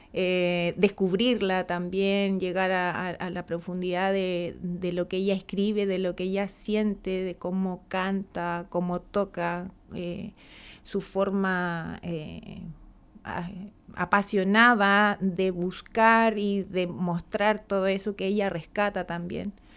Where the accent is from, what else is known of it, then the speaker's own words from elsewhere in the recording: San Clemente, Maule, Chile; mi pueblo, San Clemente, es un espacio bastante que se caracteriza por, la mujer temporera que trabaja el campo